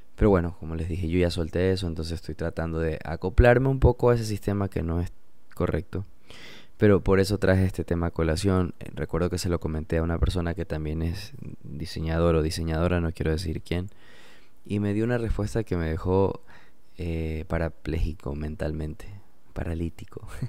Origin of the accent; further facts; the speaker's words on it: Portoviejo, Manabí, Ecuador; also born or lived in United States; soy de Puerto Viejo, soy Manaba